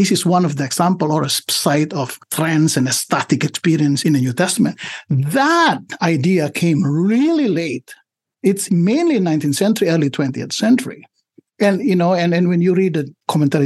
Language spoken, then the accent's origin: English; Indonesia; English is a second language; moved away as an adult; also born or lived in Southern California; now in United States; I come from Indonesia